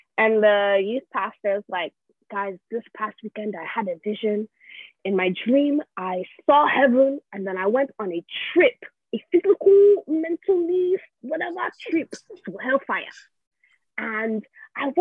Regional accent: Nigeria; moved away; grew up in church in Nigeria

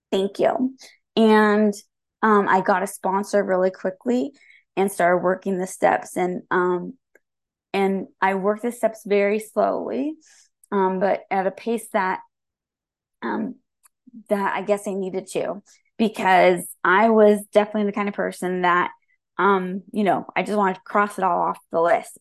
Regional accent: Santa Rosa, California, United States; I was born and raised in Santa Rosa.

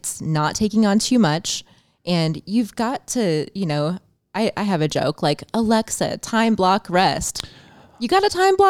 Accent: Champaign, Illinois, United States; I'm from Champaign, Illinois.

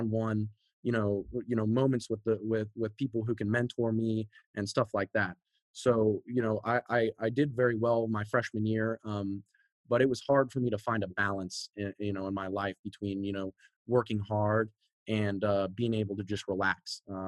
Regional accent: San Antonio, Texas, United States; also born or lived in Seattle, United States; Okay, so I was born up north in Seattle, Washington. My dad worked for Sprint back in the day, you know, startups. So we were moving around a lot. We've moved, I think, 6+ times all over the country. You know, we finally settled down in Texas, first in San Antonio

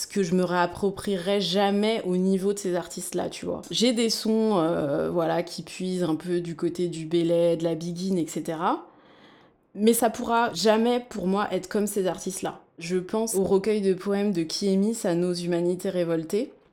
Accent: France; born there; puisque je suis née en France.

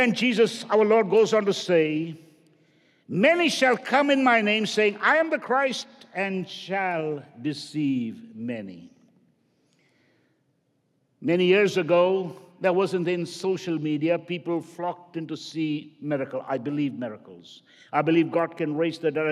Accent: India; now in United States; I grew up in India

